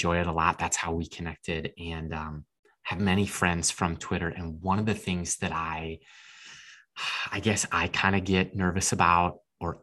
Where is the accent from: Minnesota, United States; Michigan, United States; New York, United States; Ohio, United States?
Minnesota, United States; we're both from Minnesota